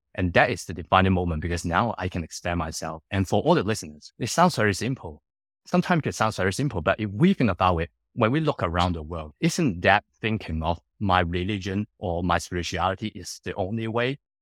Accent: Hong Kong; moved away as an adult; also born or lived in United Kingdom / Singapore / Sydney, Australia; I born and grew up in Hong Kong for the first nineteen years of my life

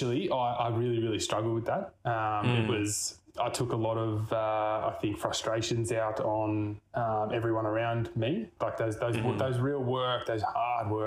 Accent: Albury, New South Wales, Australia; also born or lived in Mornington, Victoria / Melbourne; I was born down in Mornington before it was really cool. And then mum and dad moved up to Albury Wodonga

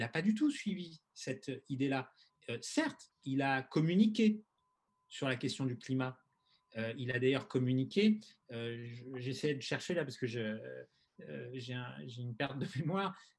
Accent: France; en tant que Français

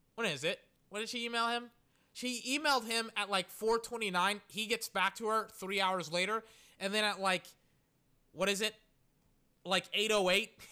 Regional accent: Texas, United States; we're all from Tex, I'm from Texas

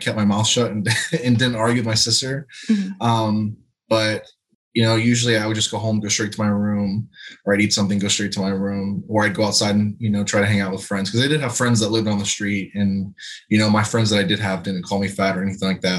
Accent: Lakeland, Florida, United States; So I'm originally from Lakeland, Florida. Grew up with my sister and mom.

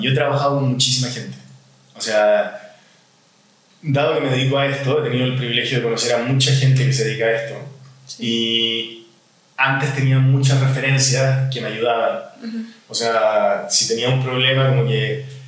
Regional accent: Chile; now in Mexico; soy chileno, tengo 50 años

